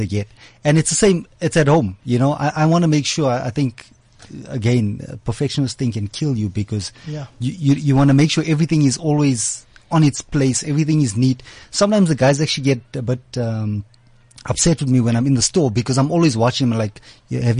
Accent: Nelspruit, Mpumalanga, South Africa; moved away as an adult; now in Johannesburg, South Africa; I'm a boy from Nelspruit all the way in Mpumalanga

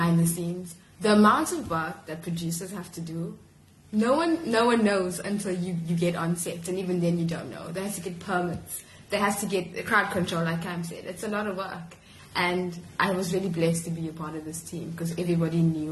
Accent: Durban, KwaZulu-Natal, South Africa; moved away as an adult; also born or lived in Grahamstown, South Africa; now in Cape Town, South Africa; I'm originally from Durban

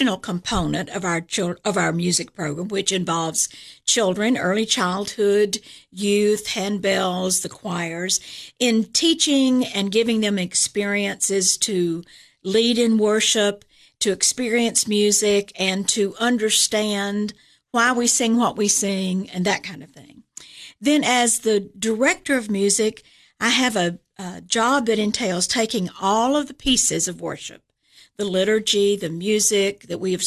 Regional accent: Chattanooga, Tennessee, United States; moved away as an adult; also born or lived in Atlanta / Florida; now in Cookeville, United States; I'm originally from Chattanooga.

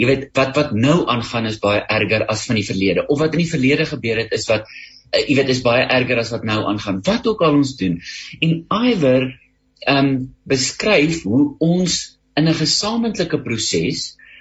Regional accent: South Africa

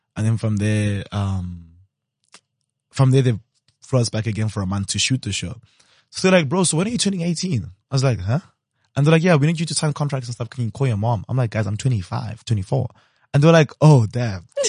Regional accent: Limpopo, South Africa; I'm from Limsa, and I know a lot of people with taverns in Limpopo

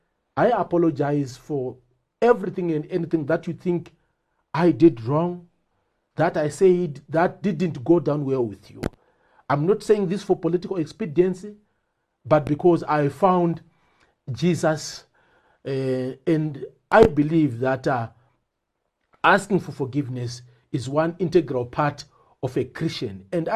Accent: Bindura, Mashonaland Central, Zimbabwe; also born or lived in Shamva; I was born in Bindura, grew up in Bindura and Shamva. The other part of my childhood in our rural home in Rushinga.

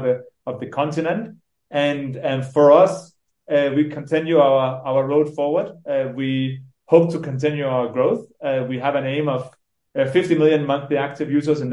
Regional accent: Denmark; moved away as an adult; now in Nairobi, Kenya; I'm originally from Denmark. I grew up there, and then I moved here when I was 21, 22

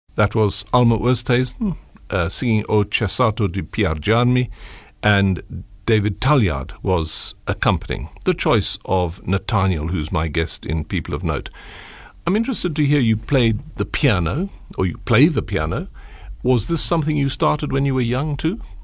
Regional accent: Port Elizabeth, Eastern Cape, South Africa; I'm from the Eastern Cape, from P

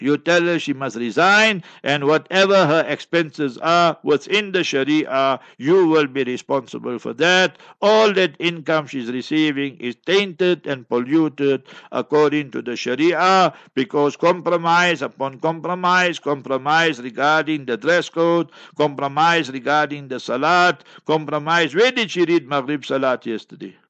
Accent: Heidelberg, Gauteng, South Africa; I was born in Heidelberg, Heidelberg, and in Transvaal, Old Transvaal, and New Gauteng

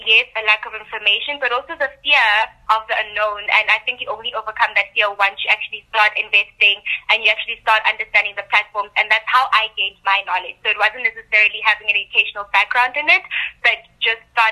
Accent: Soweto, Gauteng, South Africa; I'm originally from Soweto, which, you know, is a low-income area

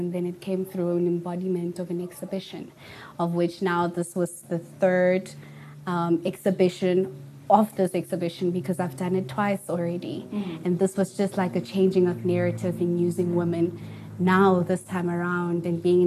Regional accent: Potchefstroom, North West, South Africa; now in Johannesburg, South Africa; all the way from Potchefstroom in the Northwest, but I'm currently based in Johannesburg right now

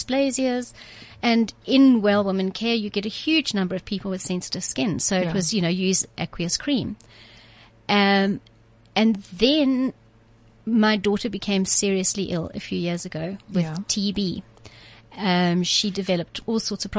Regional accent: Cape Town, Western Cape, South Africa; also born or lived in Zimbabwe; I'm from Cape Town. I was born in Zimbabwe, proudly

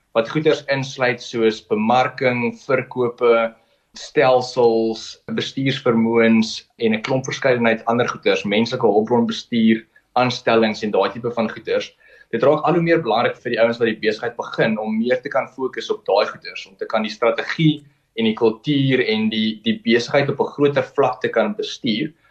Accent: Kimberley, Northern Cape, South Africa; ek is gebore in Kimberley. Ek het daar gematrikuleer aanvanklik. Uh, my ouers het daarso gewoon

